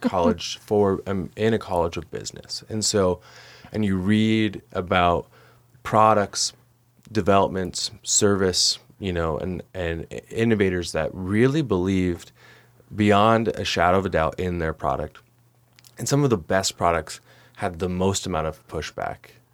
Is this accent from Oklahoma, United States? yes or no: yes; Oklahoma City, Oklahoma, United States; also born or lived in Great Falls, Montana / Billings, Montana; now in Montana, United States; I'm from Oklahoma City